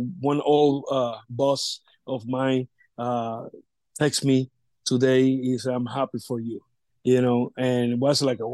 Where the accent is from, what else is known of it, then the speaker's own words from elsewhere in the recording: Vega Alta, Puerto Rico; my hometown, Vega Alta. I'm from Vega Alta